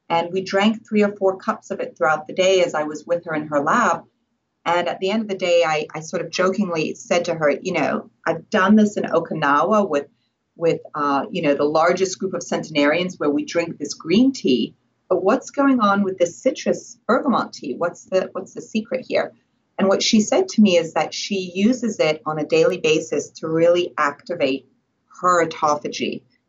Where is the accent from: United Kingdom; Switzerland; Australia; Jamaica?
Switzerland; born there; And I was born in Switzerland, and it was 1974 when I was born.